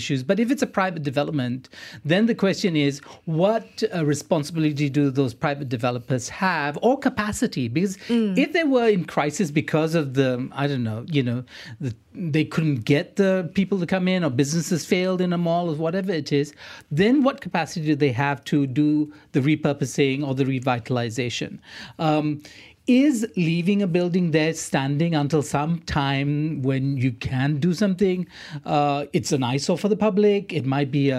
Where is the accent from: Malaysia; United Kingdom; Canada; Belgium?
Malaysia; Johor Bahru, Johor; moved away; I was just in Johor Bahru a couple of weekends ago. That's my hometown